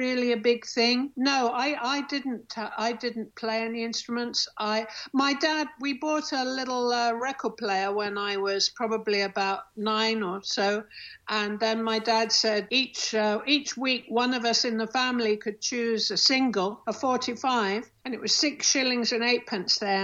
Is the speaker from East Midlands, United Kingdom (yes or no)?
yes; Nottingham, East Midlands, United Kingdom; moved away as an adult; also born or lived in London; I came from Nottingham